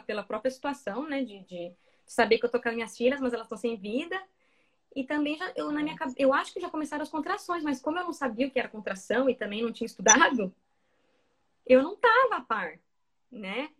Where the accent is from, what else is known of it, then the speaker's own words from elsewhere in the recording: Mato Grosso, Brazil; moved away as an adult; now in Dublin, Ireland; como eu sou de Mato Grosso